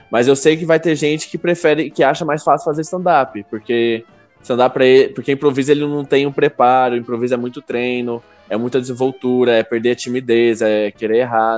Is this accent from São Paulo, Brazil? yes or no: no; Goiânia, Goiás, Brazil; eu sou de Goiânia